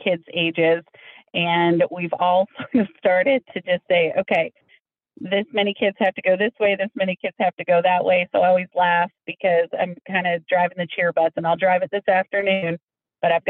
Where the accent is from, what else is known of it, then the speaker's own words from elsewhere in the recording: Jeannette, Pennsylvania, United States; I did grow up in Western Pennsylvania, right outside of Pittsburgh, in a small town called Jeanette, Pennsylvania